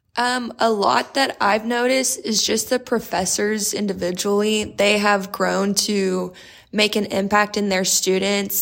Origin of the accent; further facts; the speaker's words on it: Corpus Christi, Texas, United States; moved away; I'm from Corpus Christi, Texas.